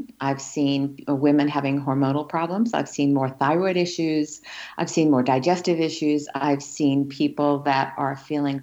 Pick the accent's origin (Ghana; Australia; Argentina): Australia; now in United States; So I grew up in Australia in the outback